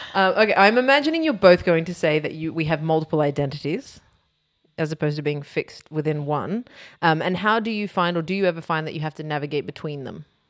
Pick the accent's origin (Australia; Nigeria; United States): Australia; growing up in Australia